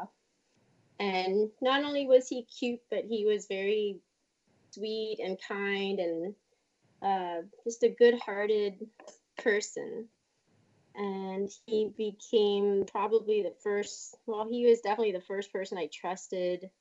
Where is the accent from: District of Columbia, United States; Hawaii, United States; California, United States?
District of Columbia, United States; Washington; I grew up in Washington, D.C.